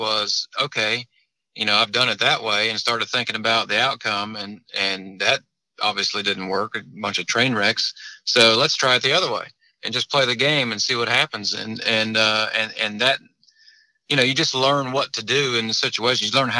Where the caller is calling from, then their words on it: Greensboro, North Carolina, United States; I'm in a Cracker Barrel parking lot in Greensboro, North Carolina.